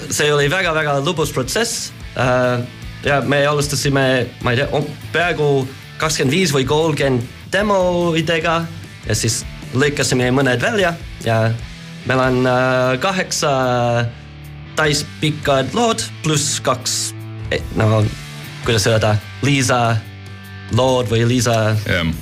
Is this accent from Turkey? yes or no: no; United States; Estonian is a second language; moved away; ma olen Ameerikast